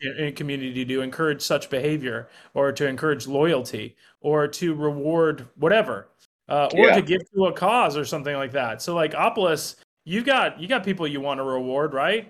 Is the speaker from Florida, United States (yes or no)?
yes; Wellington, Florida, United States; also born or lived in West Palm Beach; I grew up in Wellington